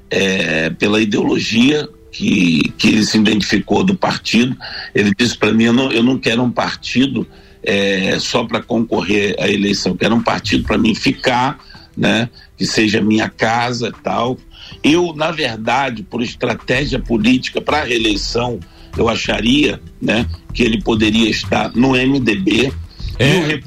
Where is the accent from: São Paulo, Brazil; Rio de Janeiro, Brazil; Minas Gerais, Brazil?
Rio de Janeiro, Brazil; accent: carioca; moved away as an adult; now in Santa Catarina, Brazil; já me considero um catarinense, né? Já estou aqui há 17 anos, mas o sotaque é difícil de perder. Apesar de eu estar bem, bem, é, muito tempo sem, sem, sem voltar, regressar ao Rio de Janeiro, né?